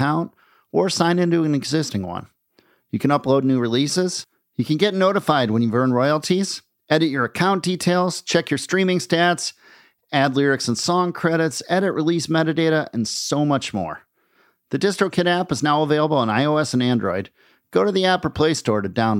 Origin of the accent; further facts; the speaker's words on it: Midwest, United States; moved away as an adult; now in New York, United States; growing up in the Midwest